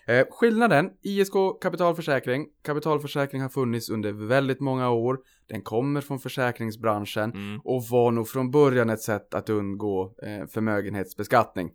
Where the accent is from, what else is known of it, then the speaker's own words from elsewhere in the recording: Norrland, Sweden; jag är norrlänning